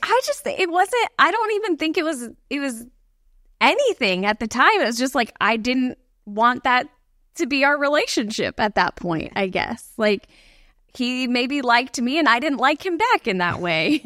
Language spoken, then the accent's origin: English; Bradenton, Florida, United States; I grew up in the Bradenton, Sarasota area, which is, like, just south of Tampa